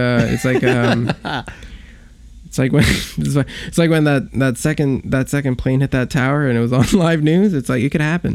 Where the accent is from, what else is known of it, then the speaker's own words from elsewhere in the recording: New York City, New York, United States; I grew up in Queens. I was a Korean American kid growing up in Queens. Went to schools that were mostly Hispanic.